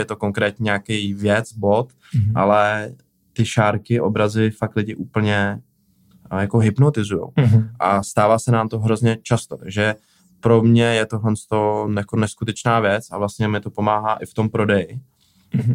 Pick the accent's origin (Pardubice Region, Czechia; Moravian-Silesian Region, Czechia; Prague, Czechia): Prague, Czechia; also born or lived in Plzeň; já jsem z Prahy